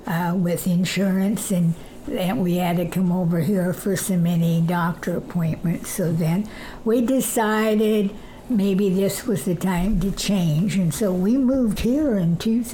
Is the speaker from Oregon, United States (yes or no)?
yes; Monitor, Oregon, United States; my uncle had a dairy, and our farm was a mile and a half down south of that. We were 3 miles north of Monitor.